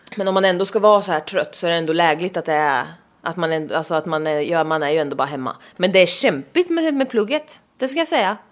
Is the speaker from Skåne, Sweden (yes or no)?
no; Östergötland, Sweden; accent: östgötska; Vi har en otrolig östgötska